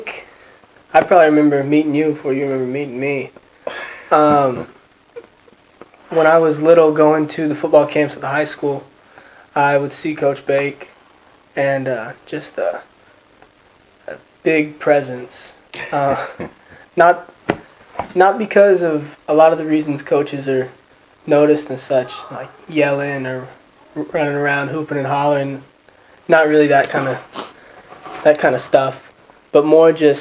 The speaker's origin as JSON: {"language": "English", "town": "Conroe", "region": "Texas", "country": "United States", "tie": "born or raised there", "moved": "as an adult", "said": "I'm from, born and raised in Conroe, Texas, all my life, same house"}